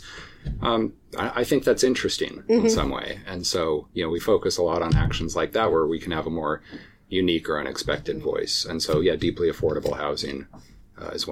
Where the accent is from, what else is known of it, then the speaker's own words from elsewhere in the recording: California, United States; moved away as an adult; now in Washington, United States; I grew up in California, but very purposely moved to Washington instead of California